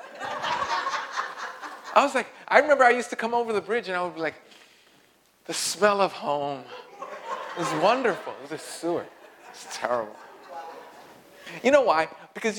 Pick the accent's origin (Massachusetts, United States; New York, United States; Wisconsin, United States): New York, United States; New York City; I grew up in Greenpoint